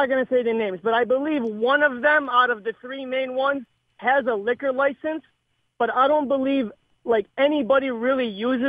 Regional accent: Dearborn, Michigan, United States; I come from Dearborn

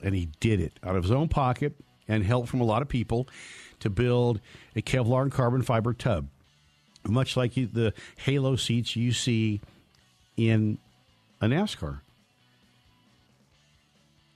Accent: United States; now in Colorado, United States; where I grew up in Lake Tahoe in the Sierra Cement

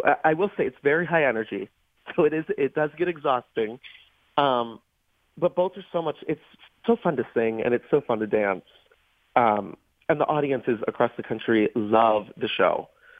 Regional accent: Baldwin, Pennsylvania, United States; moved away as an adult; I grew up in Baldwin, so I'm a South Hills boy.

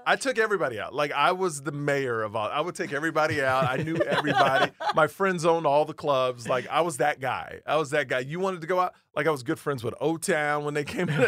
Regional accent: Houston, Texas, United States; I grew up in Houston, Texas

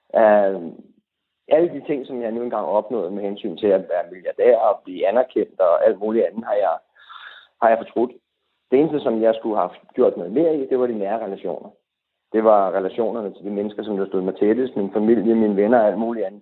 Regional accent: Denmark; vi som danskere

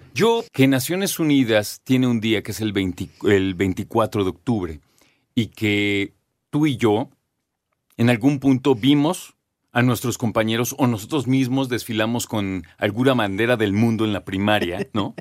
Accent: Mexico; nosotros como mexicanos, como citadinos

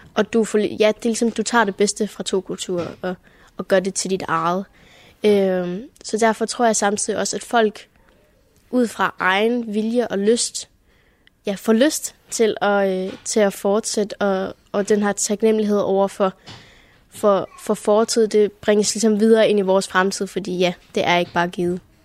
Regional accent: Germany; Vi er jo også, hvad kan man sige, del af en større tysk majoritet

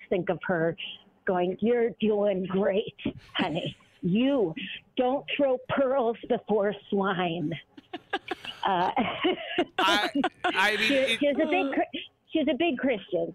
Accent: Duluth, Minnesota, United States; moved away as an adult; I grew up in Duluth till I think age of 18

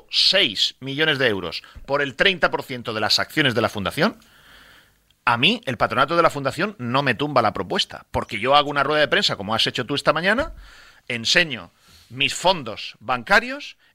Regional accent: Valencian Community, Spain; yo no voy a hacer nada malo contra el Levante nunca porque yo soy valenciano, yo no vivo a 15.000 kilómetros, yo vivo aquí.

